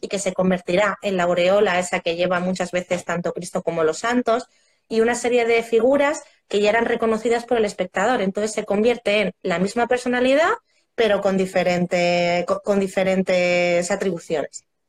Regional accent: Roa, Castile and León, Spain; mi pueblo, yo soy de Roa de Duero

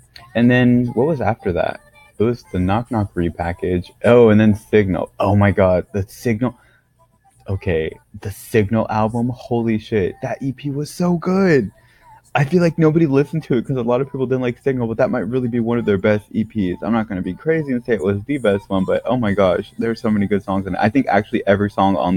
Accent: United States; now in South Korea; being an American

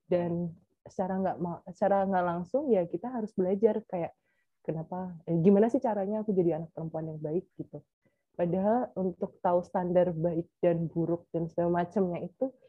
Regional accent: Semarang, Central Java, Indonesia; dari lingkunganku yang dari kecil itu kan di Semarang atau mungkin karena memang lingkunganku sendiri yang memang membuat aku safety gitu kan aman

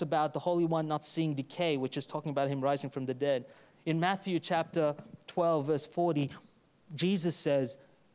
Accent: Brisbane, Queensland, Australia; from Brisbane, son of Melvin

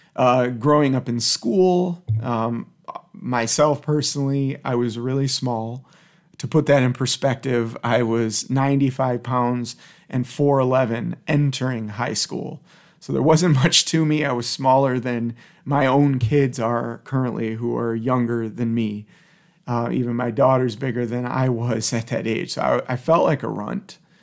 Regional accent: Detroit, Michigan, United States; I grew up in the Detroit area

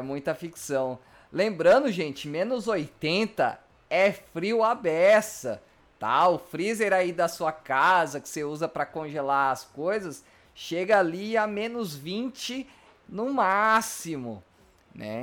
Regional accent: Mato Grosso, Brazil; moved away; also born or lived in Rio Grande do Sul; eu sou do Mato Grosso, um local que é sempre quente

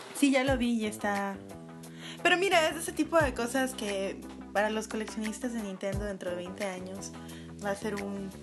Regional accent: Mexico

